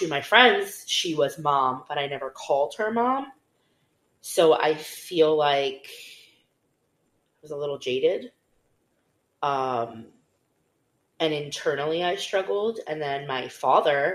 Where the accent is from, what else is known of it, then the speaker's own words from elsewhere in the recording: Pembroke Pines, Florida, United States; I grew up in Pembroke Pines, mm-hmm. which was up and coming at the time. And I went to the same elementary school, same middle school, same high school.